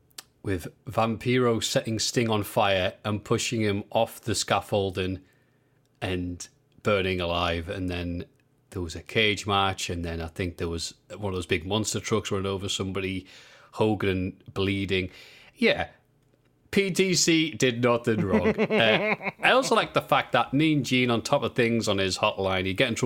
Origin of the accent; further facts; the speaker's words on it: Liverpool, North West England, United Kingdom; Bro, I'm from Liverpool.